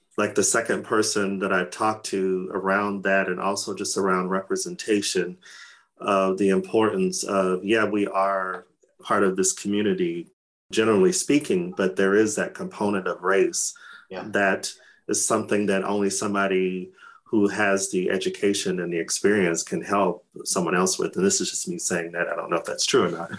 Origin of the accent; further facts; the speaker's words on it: Arizona, United States; now in Stockholm, Sweden; I come from Arizona, which is hmm. a dry heat.